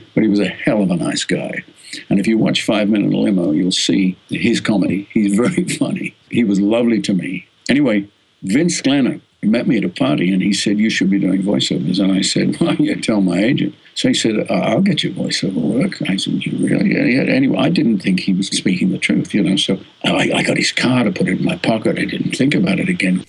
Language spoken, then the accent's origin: English; Australia; accent: Australian; moved away as an adult; also born or lived in United States; my Australian accent